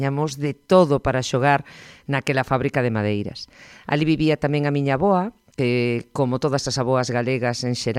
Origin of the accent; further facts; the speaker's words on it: Ourense, Galicia, Spain; also born or lived in Porto de Eguas, O Carballiño; Criámonos en Ourense